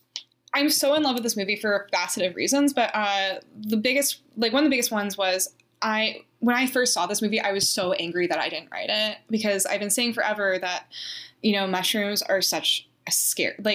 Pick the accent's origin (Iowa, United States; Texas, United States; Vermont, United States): Vermont, United States; I grew up in Vermont.